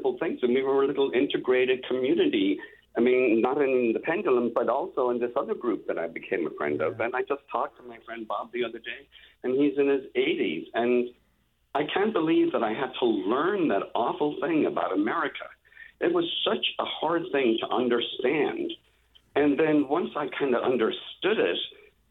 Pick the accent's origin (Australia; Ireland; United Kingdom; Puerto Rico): Ireland; moved away as an adult; also born or lived in San Francisco; now in San Diego, United States; I arrived in San Francisco on September the 4th, 1979. I was 27 and from Ireland.